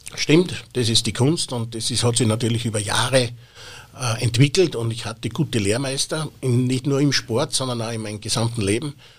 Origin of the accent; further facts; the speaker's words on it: Austria; bei uns in Österreich